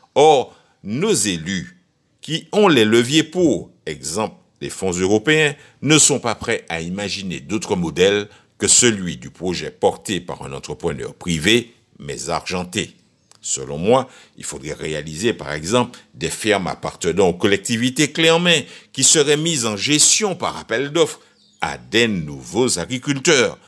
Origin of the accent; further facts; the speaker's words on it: Martinique; chez nous en Martinique